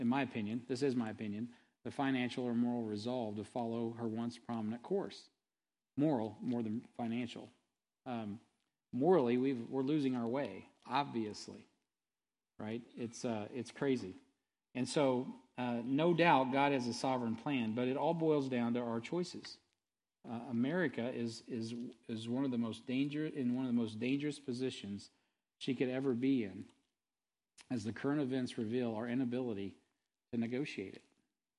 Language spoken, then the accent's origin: English; United States; I'm an American. I was born here.